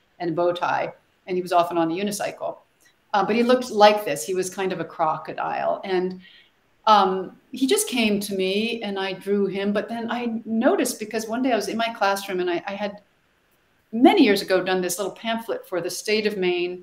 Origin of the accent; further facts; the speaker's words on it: Sweden; now in United States; I'm from Sweden originally.